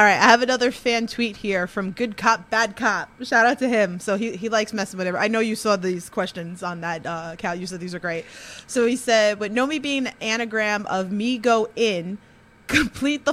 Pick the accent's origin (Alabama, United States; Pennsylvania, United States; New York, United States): New York, United States; I'm from New York.